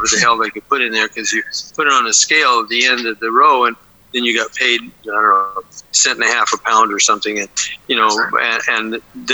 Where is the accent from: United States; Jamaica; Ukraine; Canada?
United States; Fresno, California; I was born in Fresno and grew up in and around Fresno County